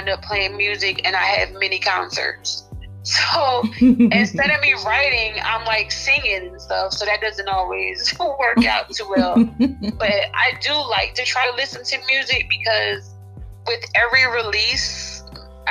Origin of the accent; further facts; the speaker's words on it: Trenton, New Jersey, United States; moved away as an adult; now in Texas, United States; I used to live in New Jersey. I live in Texas now, so I'm from New Jersey.